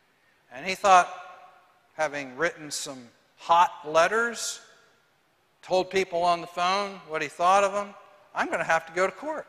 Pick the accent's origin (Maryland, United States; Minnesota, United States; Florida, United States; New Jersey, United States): Minnesota, United States; Moorhead; Lyle and I grew up as close as brothers could be. We were raised in Moorhead, Minnesota.